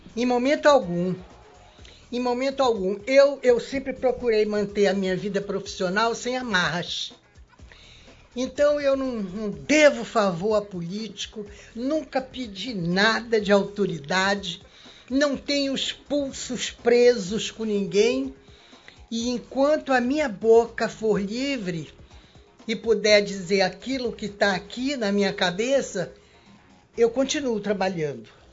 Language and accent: Portuguese; Manaus, Amazonas, Brazil; eu me criei no, no Princesa Isabel